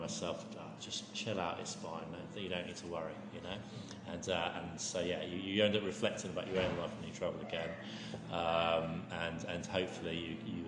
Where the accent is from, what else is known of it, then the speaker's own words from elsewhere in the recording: England, United Kingdom; me as an Englishman